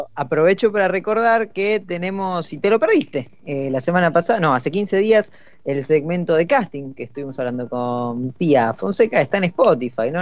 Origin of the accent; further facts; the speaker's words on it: Buenos Aires Province, Argentina; los dos conductores somos del conurbano